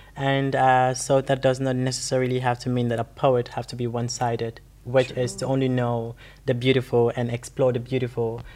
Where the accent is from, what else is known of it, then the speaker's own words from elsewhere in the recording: Gambia; moved away; growing up in the Gambia